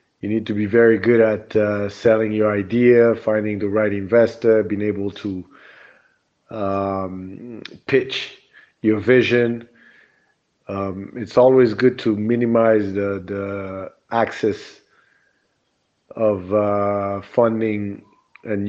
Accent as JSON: {"language": "English", "country": "Burundi", "tie": "born or raised there", "also_born_or_lived": "United States", "moved": "yes", "lives_now": "Rwanda", "said": "I grew up in Burundi, which is Central East Africa"}